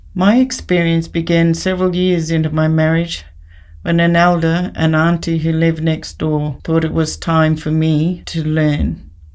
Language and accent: English; Mount Isa, Queensland, Australia; moved away as an adult; also born or lived in Brisbane / Injinoo, Cape York; In my early years, I grew up in Brisbane and then moved to Mount Isa and spent my teens and young adult life there.